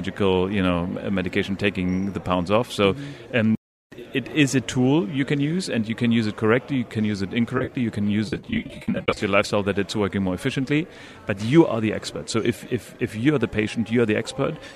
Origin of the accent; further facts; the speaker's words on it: Northern Germany, Germany; moved away as an adult; now in UAE; I'm from Northern Germany